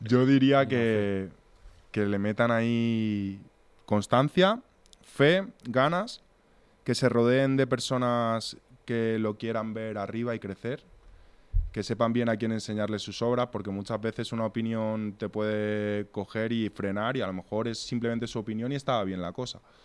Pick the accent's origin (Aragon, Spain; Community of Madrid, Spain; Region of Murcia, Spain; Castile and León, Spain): Community of Madrid, Spain; Torrejón de Ardoz; nosotros venimos de Torrejón